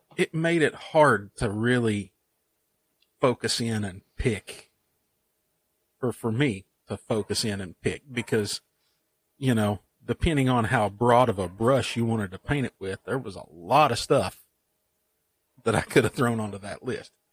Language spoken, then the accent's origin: English; Eastern Kentucky, United States; I'm an Eastern Kentucky guy.